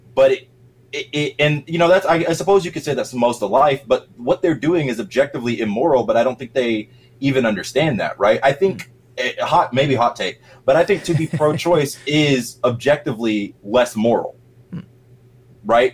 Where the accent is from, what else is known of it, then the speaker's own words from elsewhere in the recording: Middle Georgia, United States; moved away as an adult; also born or lived in Atlanta metro area, Georgia; now in Atlanta, United States; I'm from Middle Georgia, so not North. I live in North Georgia now, Atlanta metro area